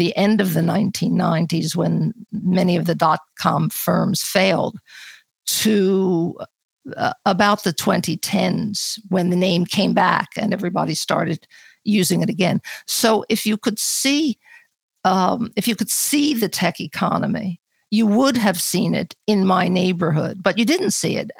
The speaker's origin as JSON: {"language": "English", "town": "Philadelphia", "region": "Pennsylvania", "country": "United States", "moved": "as an adult", "lives_now": "New York, United States", "said": "I moved to New York to go to university. I came from another large city, Philadelphia"}